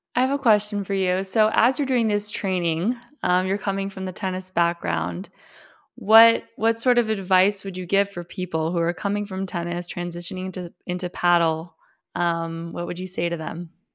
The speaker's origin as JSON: {"language": "English", "town": "Miami", "region": "Florida", "country": "United States", "tie": "born or raised there", "said": "growing up in Miami"}